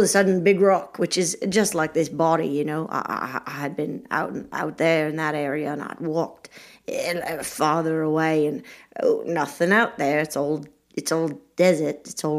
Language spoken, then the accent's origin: English; Australia; also born or lived in England, United Kingdom; I think it was clear the whole time. I'm from Australia.